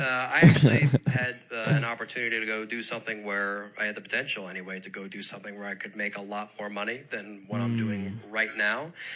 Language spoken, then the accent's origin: English; Harford County, Maryland, United States; So, I grew up in Harford County.